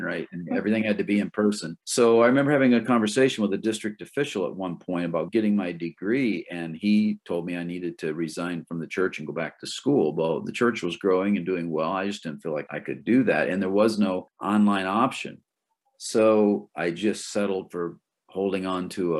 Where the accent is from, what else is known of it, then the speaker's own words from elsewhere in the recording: Michigan, United States; moved away as an adult; now in Maine, United States; I grew up in Michigan, but I left when I was 18, never went back. And so I've been in Maine longer than I've been anywhere else